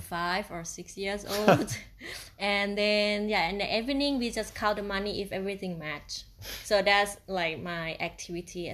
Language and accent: English; Isan, Thailand; English is a second language; now in Chiang Mai, Thailand; I'm from Thailand and, uh, in the part of, uh, Isan region